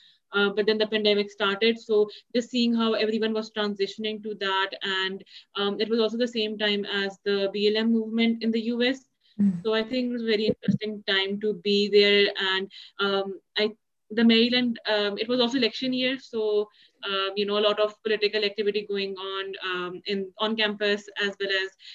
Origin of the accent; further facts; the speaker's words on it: Pakistan; I'm from Pakistan